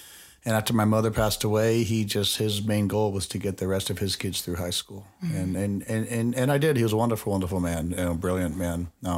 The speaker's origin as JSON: {"language": "English", "region": "Nevada", "country": "United States", "tie": "born or raised there", "said": "I grew up out on Craig Road and Torrey Pines area."}